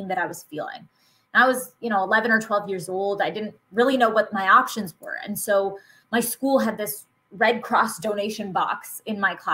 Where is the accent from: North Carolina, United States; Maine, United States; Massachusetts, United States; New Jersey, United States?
Massachusetts, United States; I was born and raised in Massachusetts